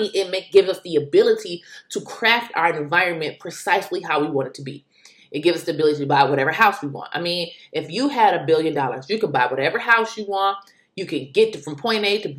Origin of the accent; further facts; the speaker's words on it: United States; being an American